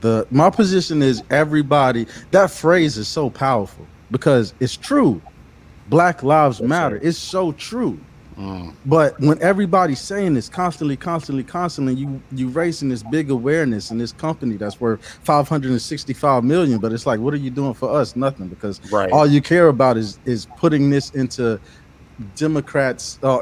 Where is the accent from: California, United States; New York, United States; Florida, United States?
Florida, United States; Pensacola; I'm from Pensacola. It's a very small city.